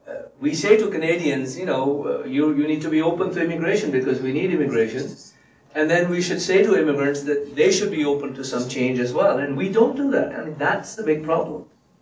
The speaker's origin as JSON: {"language": "English", "country": "India", "said": "I came from India. It's a country sort of below."}